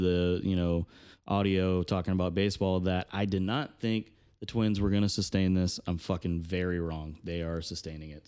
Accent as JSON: {"language": "English", "region": "Georgia", "country": "United States", "said": "I'm, I'm from Georgia"}